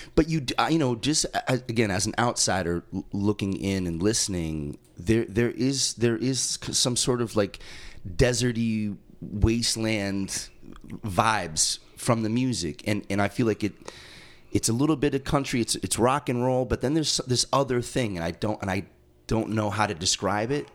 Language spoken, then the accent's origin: English; East Coast, United States; as a non-native growing up on the East Coast